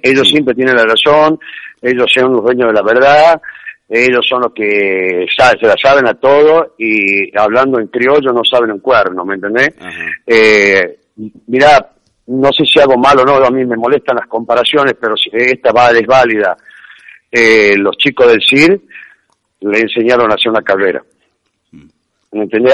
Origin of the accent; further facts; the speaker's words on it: Tucumán, Argentina; somos acá de Tucumán